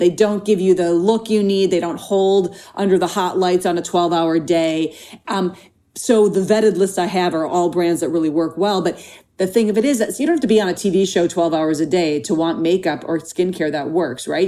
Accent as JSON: {"language": "English", "region": "Minnesota", "country": "United States", "tie": "born or raised there", "moved": "yes", "lives_now": "Los Angeles, United States", "said": "when I was growing up in Minnesota"}